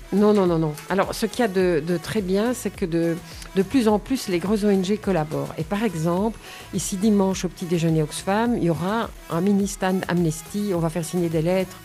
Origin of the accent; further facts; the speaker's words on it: Nivelles, Wallonia, Belgium; also born or lived in Bornival; je suis nivelloise depuis toujours. Euh, j'habite Bornival depuis 40 ans.